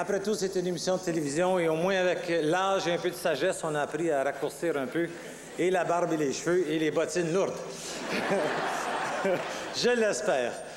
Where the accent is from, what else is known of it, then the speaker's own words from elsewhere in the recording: Sudbury, Ontario, Canada; moved away as an adult; now in Quebec, Canada; je suis septième génération franco-ontarienne